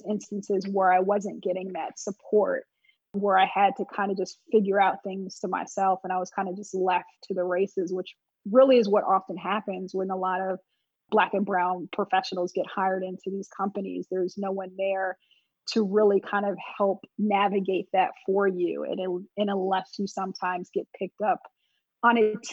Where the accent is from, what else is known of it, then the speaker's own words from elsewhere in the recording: Montclair, New Jersey, United States; also born or lived in North Carolina; I actually grew up in this area. So originally I'm from Montclair, New Jersey